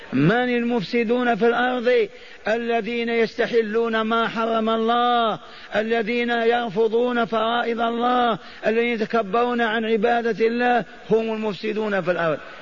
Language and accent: Arabic; Hejaz, Saudi Arabia; قبيلة حرب عندنا في الحجاز